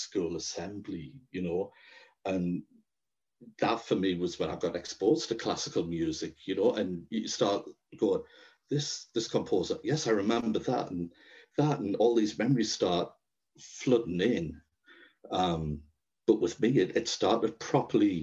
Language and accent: English; Sunderland and Durham, the Northeast, North East England, United Kingdom; I'm from Sunderland and Durham in the Northeast